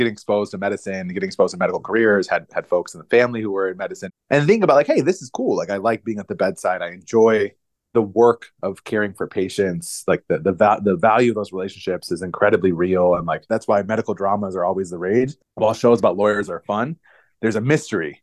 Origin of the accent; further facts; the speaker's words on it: United States; I grew up outside of Washington, D.C., inside the Beltway